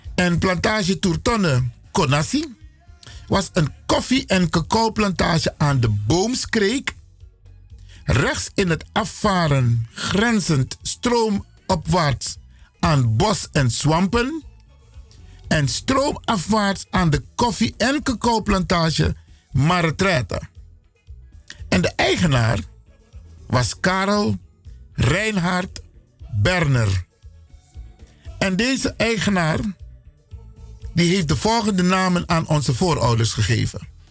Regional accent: Suriname; now in Netherlands; We zijn Afro-Surinamers, Afro-African origin, geboren in Suriname

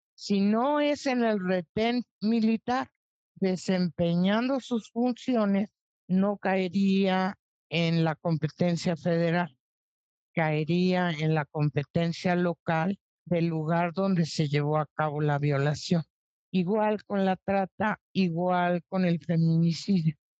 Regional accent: Mexico

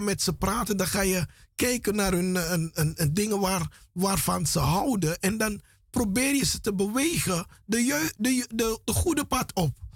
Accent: Paramaribo, Paramaribo District, Suriname; moved away; ik ben grootgebracht in Paramaribo, in de straten van Paramaribo.

